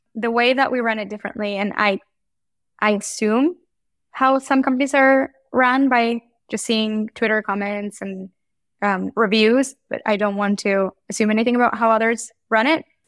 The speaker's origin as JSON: {"language": "English", "country": "Mexico", "tie": "born or raised there", "moved": "yes", "said": "I grew up in Mexico"}